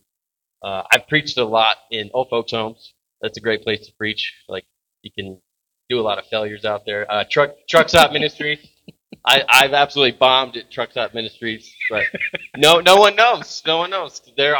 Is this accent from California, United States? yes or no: no; Cheyenne, Wyoming, United States; moved away as an adult; also born or lived in Thailand; I grew up in Cheyenne, Wyoming, and my parents got there through the Air Force.